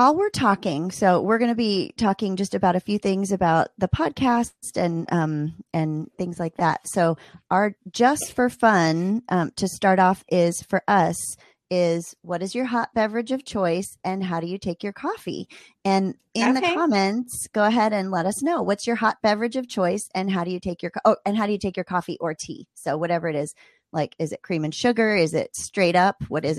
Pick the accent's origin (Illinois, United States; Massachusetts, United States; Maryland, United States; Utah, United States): Maryland, United States; Ooh, I'm from Maryland.